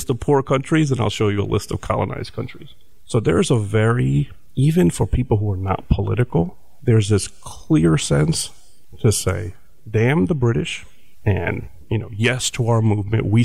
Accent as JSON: {"language": "English", "region": "New Jersey", "country": "United States", "said": "like like where are you from? And when I get when I say Jersey, some people get very disappointed because they want to hear about some kind of colorful other place"}